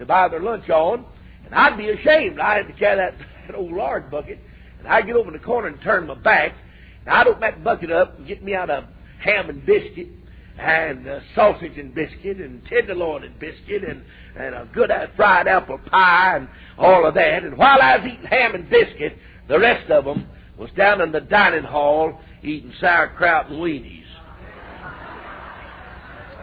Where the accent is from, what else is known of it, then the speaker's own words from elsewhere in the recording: United States; I was born and reared in the United States of America